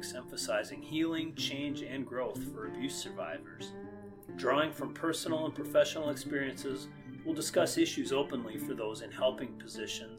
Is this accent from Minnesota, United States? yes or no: yes; Paynesville, Minnesota, United States; growing up in Painesville, Minnesota